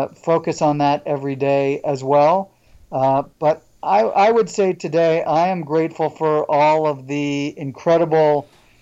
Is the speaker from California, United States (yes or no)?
no; St. Louis, Missouri, United States; also born or lived in Ithaca, New York; now in Atlanta, United States; I'm originally from St. Louis, Missouri, and went to school up in central New York, in Ithaca, New York. And I've been in Atlanta for 22 years now.